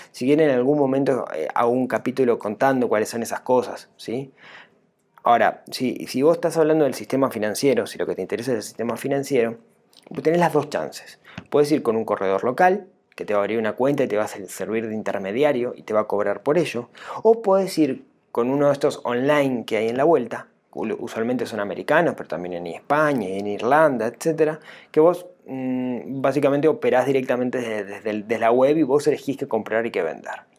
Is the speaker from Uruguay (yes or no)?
yes; Uruguay; acá en Uruguay? Digamos, ¿Cómo nos afectaría a nosotros los uruguayos?